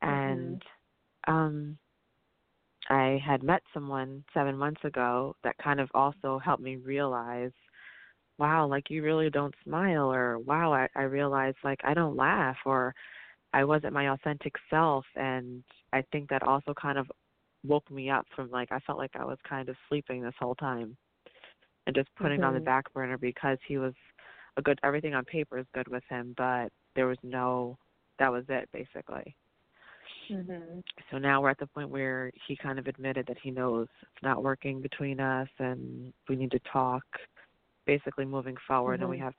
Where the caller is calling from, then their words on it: New Jersey, United States; I'm calling from New Jersey.